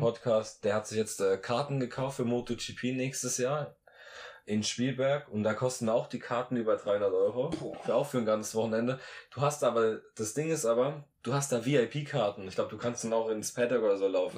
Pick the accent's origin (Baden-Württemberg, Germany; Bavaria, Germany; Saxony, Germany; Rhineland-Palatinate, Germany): Rhineland-Palatinate, Germany; der Akzent von uns, der ist manchmal so ein bisschen speziell